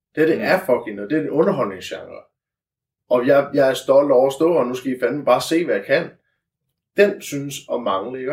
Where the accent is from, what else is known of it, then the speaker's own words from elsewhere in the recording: Funen, Southern Denmark, Denmark; vi er fynboer